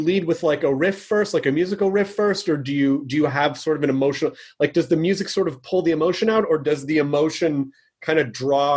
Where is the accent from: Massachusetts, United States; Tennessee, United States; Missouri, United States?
Tennessee, United States; Memphis; I miss Nashville. Nashville's such, I grew up in Memphis.